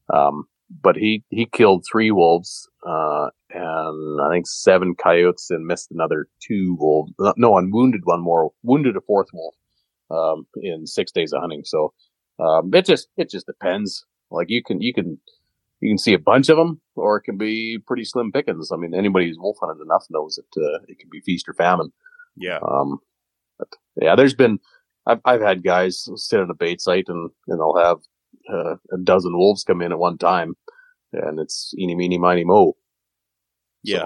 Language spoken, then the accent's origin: English; Canada; I'm a Canadian